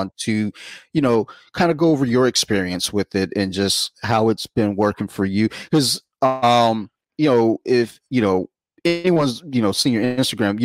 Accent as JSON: {"language": "English", "town": "Columbia", "region": "Maryland", "country": "United States", "said": "I'm from Howard County. Like, or, you know, the most part, you know, Columbia."}